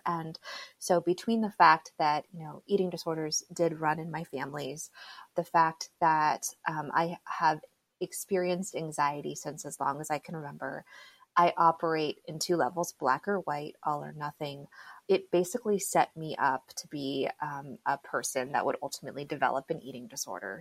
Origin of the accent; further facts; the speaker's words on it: South Florida, United States; So I was actually born and raised in South Florida. I'm one of those very few like native Floridians